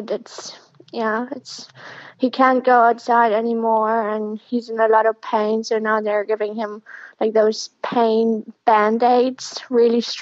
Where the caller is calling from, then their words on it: Germany; Um, I'm calling from Germany. I live in Berlin, but I'm in southern Germany with my dad right now.